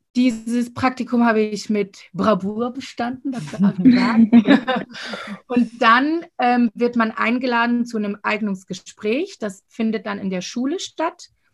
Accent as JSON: {"language": "German", "town": "Winterthur", "region": "Zurich", "country": "Switzerland", "said": "ich komme aus Winterthur"}